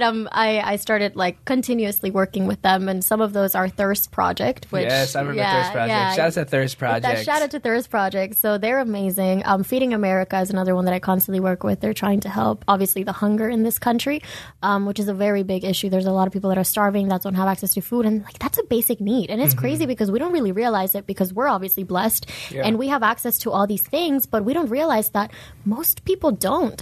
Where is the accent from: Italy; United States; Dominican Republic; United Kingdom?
Dominican Republic; moved away; I was born and raised in Dominican Republic, but I still consider myself half Dominican, half Venezuelan